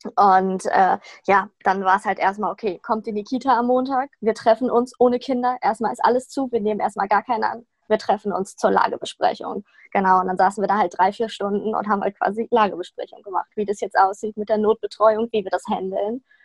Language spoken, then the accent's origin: German; Sauerland, North Rhine-Westphalia, Germany; moved away as an adult; now in Cologne, Germany; Ich komme eigentlich aus dem Sauerland, bin extra nach Köln gezogen, um mein Anerkennungsjahr zu machen.